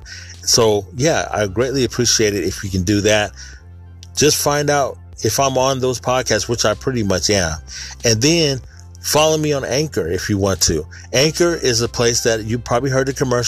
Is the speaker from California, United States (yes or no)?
yes; Sacramento, California, United States; born or raised there